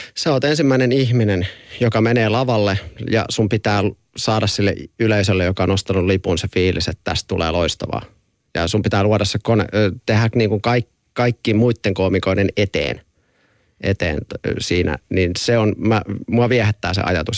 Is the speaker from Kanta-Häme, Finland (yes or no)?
yes; near Forssa, Kanta-Häme, Finland; mä oon Forssa vierestä kotoisin